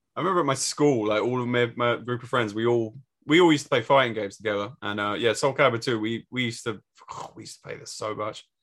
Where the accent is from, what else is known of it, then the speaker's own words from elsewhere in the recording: England, United Kingdom; as English people